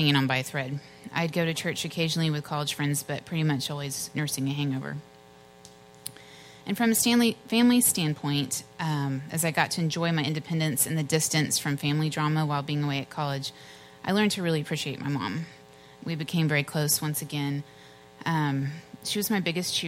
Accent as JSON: {"language": "English", "town": "Richardson", "region": "Texas", "country": "United States", "tie": "born or raised there", "also_born_or_lived": "Dallas, Texas", "said": "I grew up mostly in Richardson with my parents and my brother Ryan"}